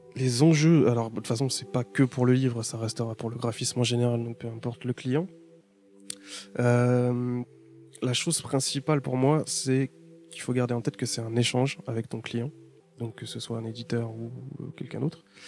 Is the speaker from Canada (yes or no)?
no; Paris, Île-de-France, France; je viens de Paris